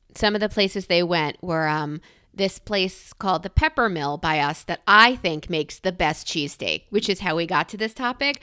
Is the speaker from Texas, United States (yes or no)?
no; New York, United States; now in Philadelphia, United States; I'm a New Yorker